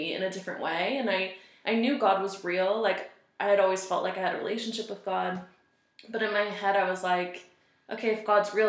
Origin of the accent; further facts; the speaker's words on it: Seattle, Washington, United States; moved away as an adult; also born or lived in Colorado Springs, Colorado; I'm from Seattle area. So, I was born in Seattle, Washington, and I lived there until I was 21, until I moved to Colorado Springs